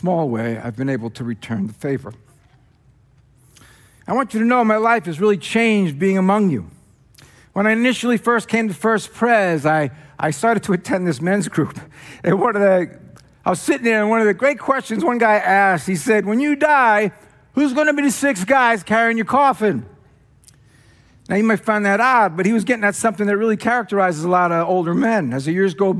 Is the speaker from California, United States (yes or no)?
no; New Jersey, United States; accent: Jersey; moved away; my Jersey accent